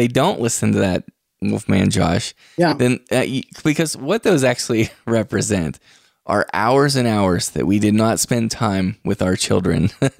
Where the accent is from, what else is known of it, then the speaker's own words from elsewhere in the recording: West Virginia, United States; moved away; also born or lived in Martins Ferry, Ohio; I was raised in West Virginia, and I lived in Ohio for a while. Martins Ferry, Ohio, right there on the Ohio River.